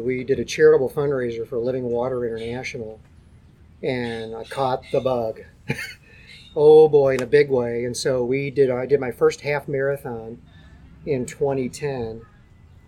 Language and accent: English; St. Louis, Missouri, United States; I grew up in South St. Louis